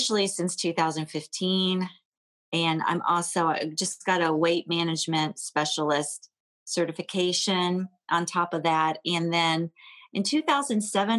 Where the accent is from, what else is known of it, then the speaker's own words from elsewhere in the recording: Columbus, Ohio, United States; also born or lived in Dayton, Ohio / Cleveland, Ohio; I was born and raised in Columbus, Ohio